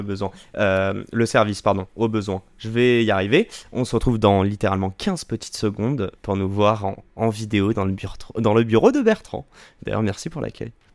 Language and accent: French; Paris, Île-de-France, France; Moi, je suis parisien